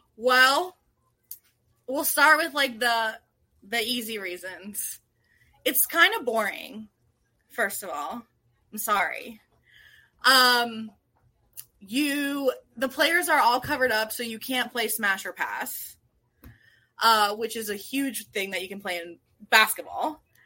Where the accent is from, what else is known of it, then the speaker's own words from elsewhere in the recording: Washington, District of Columbia, United States; now in Rockville, United States; I grew up in D C proper.